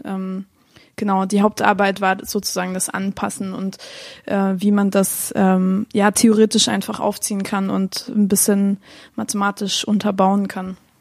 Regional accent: Chemnitz, Saxony, Germany; ich bin in Chemnitz aufgewachsen, sogar so ein bisschen, äh, so ein bisschen weiter vom Dorf, ähm, in der Nähe von Chemnitz. Ja, aufgewachsen, geboren, studiert

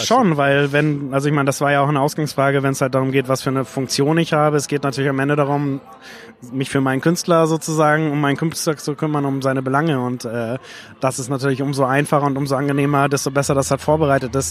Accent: Lüneburg, Lower Saxony, Germany; 1990 in meiner Heimatstadt Lüneburg auf dem Flugplatz

